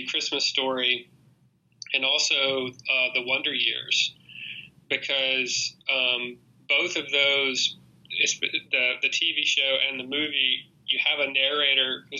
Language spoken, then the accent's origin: English; Mississippi, United States; I was from Mississippi